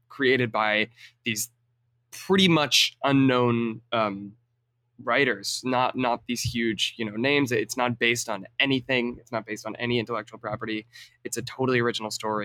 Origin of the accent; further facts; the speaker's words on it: Long Island, New York, United States; I was born and raised on Long Island, and I still live there.